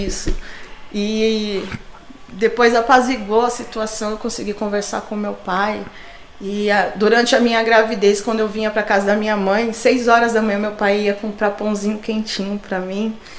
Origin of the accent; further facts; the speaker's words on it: São Paulo, Brazil; also born or lived in Diadema; Sempre morei aqui no Jabaquara, ali no, na Vila do Encontro, né? Perto do Corpo de Bombeiro. Cresci ali